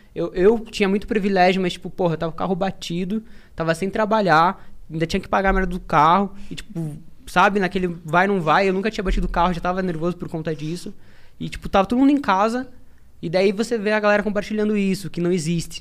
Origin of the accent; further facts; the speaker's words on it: interior of Paraná, Brazil; sou do interior do Paraná